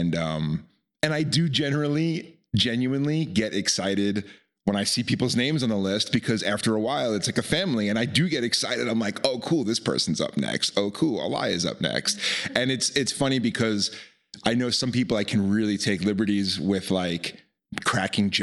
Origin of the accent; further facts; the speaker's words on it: Long Island, New York, United States; moved away as an adult; now in Nevada City, United States; I grew up on Long Island